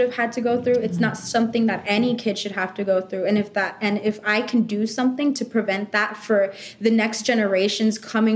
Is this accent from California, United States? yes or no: yes; Carson, California, United States; also born or lived in Gardena, California; I grew up in South Central. So I grew up in Carson, and then I moved to Gardena, which is also in South Central